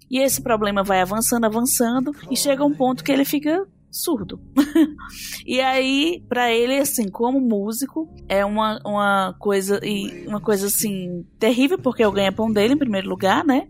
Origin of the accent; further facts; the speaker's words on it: Brazil; como brasileiro